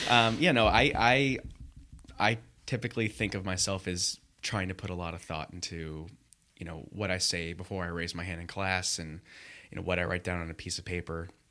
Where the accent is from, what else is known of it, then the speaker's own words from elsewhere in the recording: Los Angeles, California, United States; moved away as an adult; also born or lived in Michigan / Chicago; now in Los Angeles, United States; grew up in the L A area